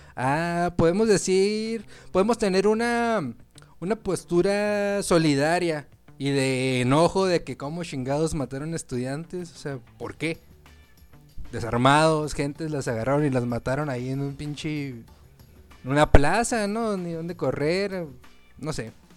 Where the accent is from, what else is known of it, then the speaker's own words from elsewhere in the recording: Mexico; tenemos que sentir orgullosos como mexicanos